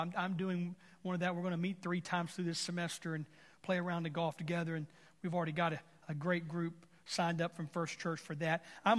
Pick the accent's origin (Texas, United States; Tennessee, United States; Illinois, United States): Texas, United States; whether I'm from Texas and you're from Arkansas